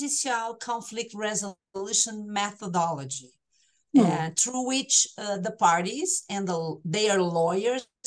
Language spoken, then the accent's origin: English; Brazil; accent: tropical; English is a second language